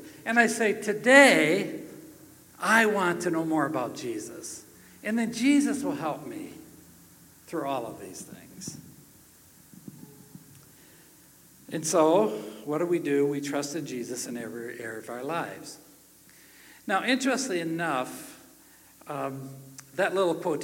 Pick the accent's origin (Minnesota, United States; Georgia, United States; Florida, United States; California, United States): Minnesota, United States; I come from Minnesota